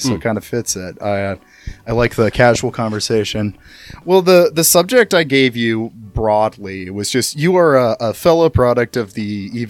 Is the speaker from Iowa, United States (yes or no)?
yes; Iowa, United States; But I was from Iowa, and I feel like the culture is a little lagged behind